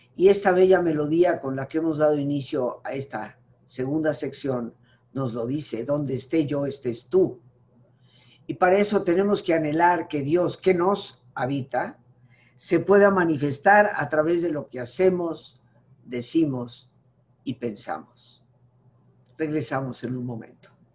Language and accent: Spanish; Mexico; ninguno de nosotros como mexicanos, reconociéndonos como mexicanos